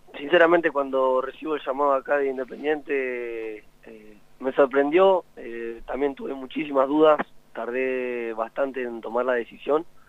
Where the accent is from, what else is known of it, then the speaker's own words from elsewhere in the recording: La Plata, Buenos Aires Province, Argentina; now in Mendoza, Argentina; soy de La Plata